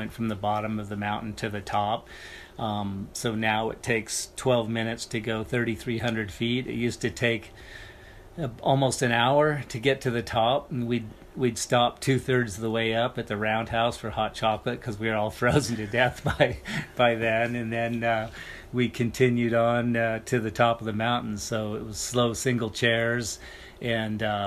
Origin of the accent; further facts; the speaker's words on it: Sun Valley, Idaho, United States; I grew up in Sun Valley, Idaho